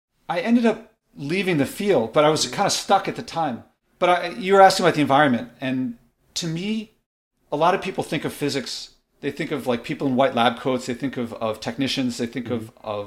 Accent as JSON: {"language": "English", "town": "Philadelphia", "region": "Pennsylvania", "country": "United States", "tie": "born or raised there", "said": "I was born in Philadelphia"}